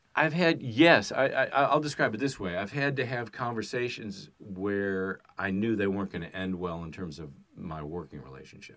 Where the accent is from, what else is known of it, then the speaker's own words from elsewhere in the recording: Chicago, Illinois, United States; I'm from Chicago